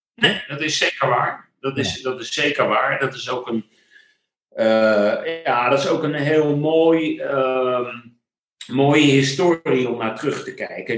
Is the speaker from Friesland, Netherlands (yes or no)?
no; The Hague, South Holland, Netherlands; accent: Haags; dan horen mensen dat ik uit Den Haag kom. Daar ben ik geboren en getogen. Ik ben Hagenees, geen Hagenaar